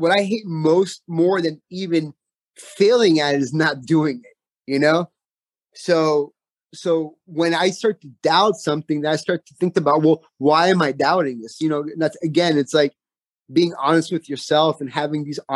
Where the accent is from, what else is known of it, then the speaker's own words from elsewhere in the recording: Homestead, Florida, United States; I'm from Homestead, Florida.